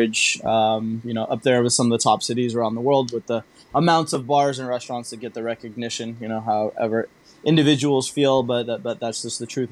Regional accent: California, United States; moved away as an adult; now in Singapore; growing up in California

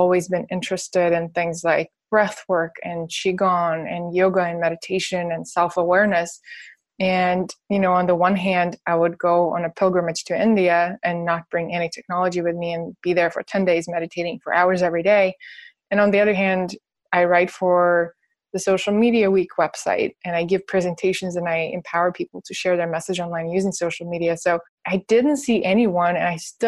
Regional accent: Russia; now in United States; I'm from Russia, so I don't have an American passport

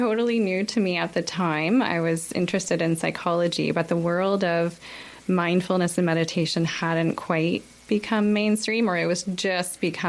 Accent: Kingston, Ontario, Canada; moved away as an adult; also born or lived in Toronto / Denmark; now in Halifax, Canada; I'm from Kingston, Ontario. And I grew up there, lived in the same household all my life. And I went to school in Toronto where I studied psychology.

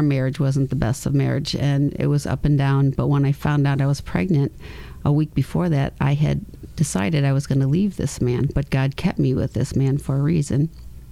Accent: Grand Island, New York, United States; also born or lived in California; A place called Grand Island, New York, in a little village called Ferry Village

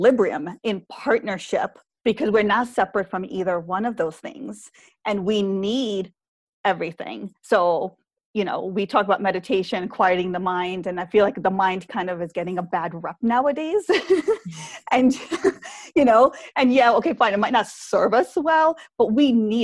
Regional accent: New York, United States; I grew up in New York.

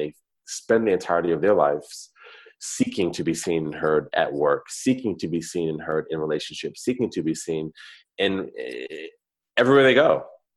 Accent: East Coast, United States; moved away; So I grew up on the East Coast. I'm an East Coast cat.

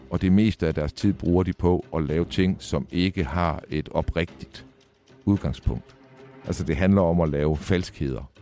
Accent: Vejle, Southern Denmark, Denmark; Vejle, hvor jeg voksede op

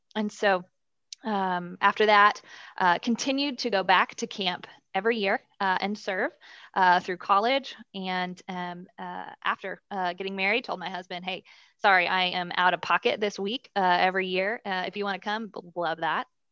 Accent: Dallas, Texas, United States; Born and raised in Dallas, uh, under great Christian parents.

